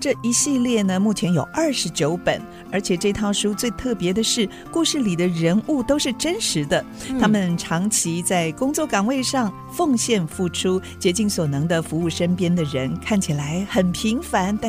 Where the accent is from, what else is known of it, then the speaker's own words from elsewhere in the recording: Yilan County, Taiwan; 结果十八岁那一年我就改信基督教了，哦，要不然我可能也会在我的家乡宜兰圣母医院服务。